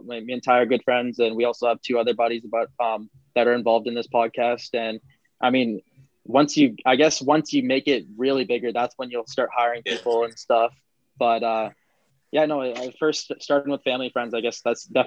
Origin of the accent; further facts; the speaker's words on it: Shelburne, Ontario, Canada; we're both from Shelburne